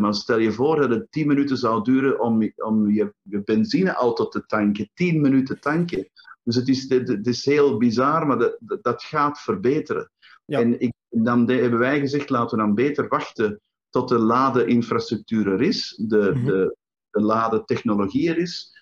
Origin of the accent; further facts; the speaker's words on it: Antwerp, Flanders, Belgium; in Antwerpen, uh, mijn thuisstad